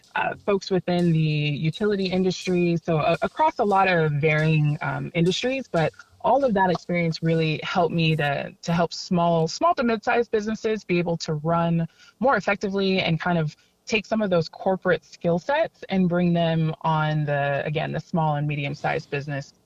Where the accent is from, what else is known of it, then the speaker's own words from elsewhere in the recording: San Diego, California, United States; I am born and raised here in San Diego. I grew up in the East County, almost Southeast area